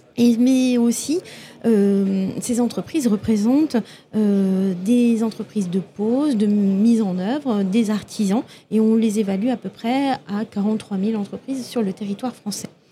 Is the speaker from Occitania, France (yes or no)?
yes; Toulouse, Occitania, France; je viens de Toulouse